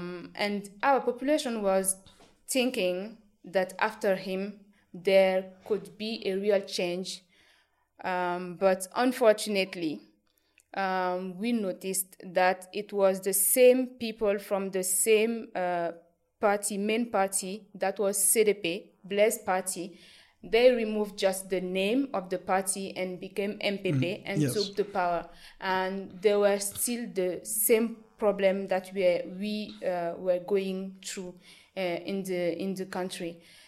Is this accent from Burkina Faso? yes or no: yes; Burkina Faso; I grew up in Burkina Faso knowing just one president.